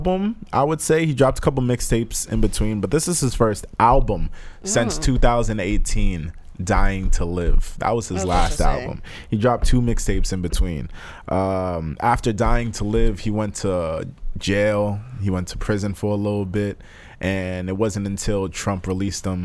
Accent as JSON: {"language": "English", "region": "East Coast", "country": "United States", "accent": "East Coast", "said": "my East Coast accent"}